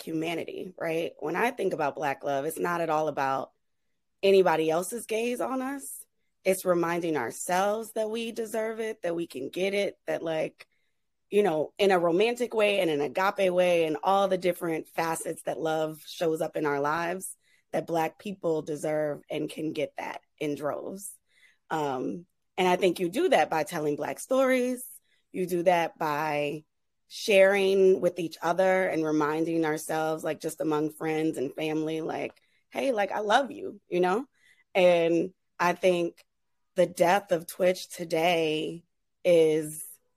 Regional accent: New Orleans, Louisiana, United States; growing up in New Orleans

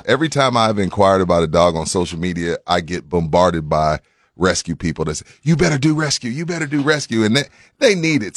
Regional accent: Tyler, Texas, United States; I was from Tyler

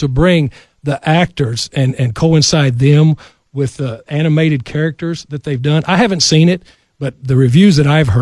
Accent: West Texas, United States; I grew up in West Texas

